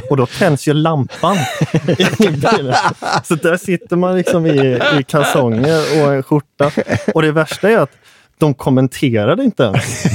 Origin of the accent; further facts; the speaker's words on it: Hönö, Västra Götaland, Sweden; Jag är från Hönö